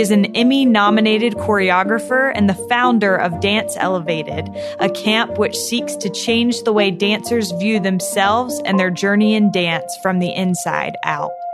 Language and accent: English; North Carolina, United States; I was from North Carolina